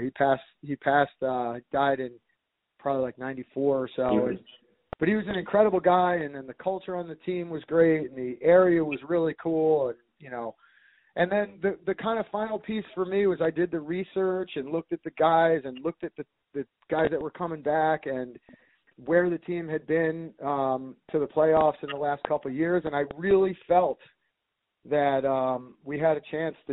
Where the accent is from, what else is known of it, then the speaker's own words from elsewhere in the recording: Long Island, New York, United States; I growing up in the Long Island area